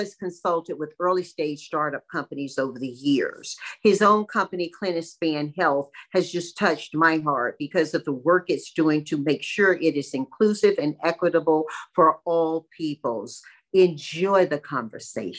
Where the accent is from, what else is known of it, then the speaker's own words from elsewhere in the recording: Tarboro, North Carolina, United States; I'm from Tarboro